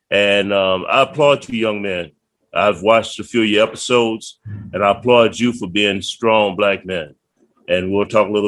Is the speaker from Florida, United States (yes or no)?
no; Virginia, United States; born there; I was born in Prince George County, Virginia, um, back in 1960.